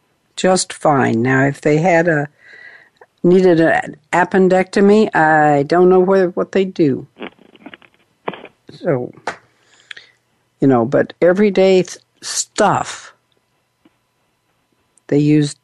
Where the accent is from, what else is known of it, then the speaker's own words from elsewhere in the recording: United States; I am from the Rocky Mountains